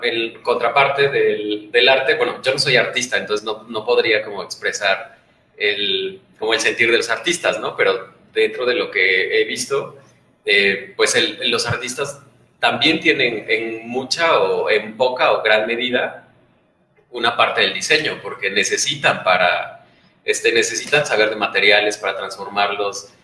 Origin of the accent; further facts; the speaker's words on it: Oaxaca, Mexico; los tres somos de Oaxaca